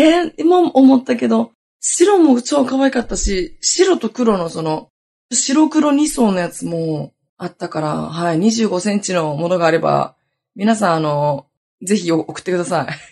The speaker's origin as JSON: {"language": "Japanese", "region": "Hokkaido", "country": "Japan", "tie": "born or raised there", "said": "北海道出身だからさ"}